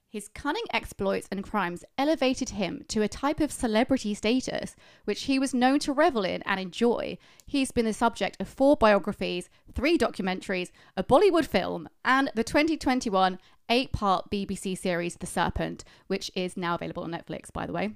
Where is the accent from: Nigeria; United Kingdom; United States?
United Kingdom; Being British